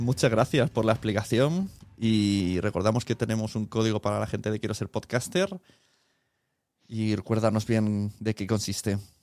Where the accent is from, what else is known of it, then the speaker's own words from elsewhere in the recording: Spain; como español